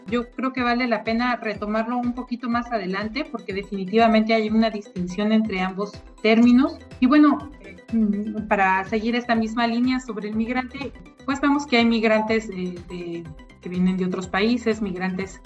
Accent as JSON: {"language": "Spanish", "country": "Mexico", "said": "entre nosotros como mexicanos"}